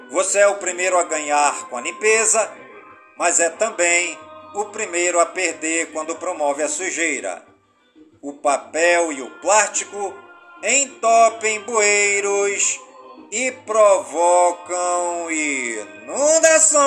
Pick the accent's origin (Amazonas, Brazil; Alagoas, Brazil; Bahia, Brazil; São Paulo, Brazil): Amazonas, Brazil; Careiro da Várzea; born or raised there